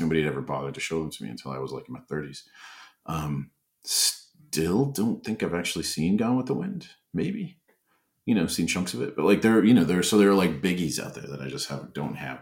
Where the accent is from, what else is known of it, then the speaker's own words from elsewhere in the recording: Bemidji, Minnesota, United States; moved away; I was born in Minneapolis, uh, but I uh, only lived there until I was about eight, and then we moved back up north to Bemidji